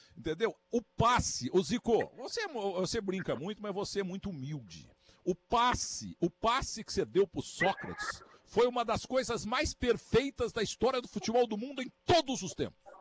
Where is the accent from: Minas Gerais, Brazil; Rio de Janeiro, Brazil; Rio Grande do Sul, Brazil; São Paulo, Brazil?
Minas Gerais, Brazil; south of; lá na minha terra, no sul de Minas